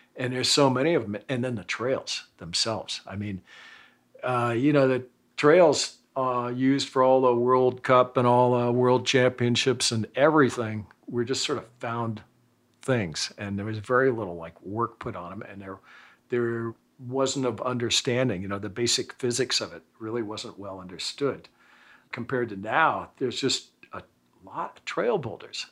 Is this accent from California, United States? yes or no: yes; San Francisco, California, United States; born or raised there; also born or lived in Oakland, California / Beverly Hills, California